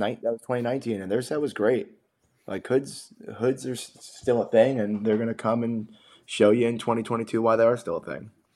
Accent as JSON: {"language": "English", "region": "New Jersey", "country": "United States", "said": "my home state New Jersey"}